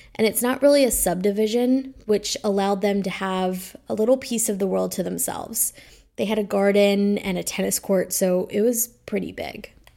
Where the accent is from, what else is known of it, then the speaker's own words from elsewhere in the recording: Bedford County, Virginia, United States; moved away; my childhood home was actually about fifteen minutes away from the Haysoms home. Their home is zoned for all three public schools that I attended